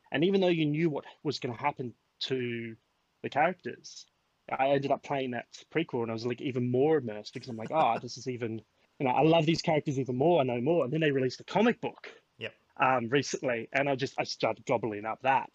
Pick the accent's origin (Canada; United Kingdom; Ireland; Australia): Australia; born or raised there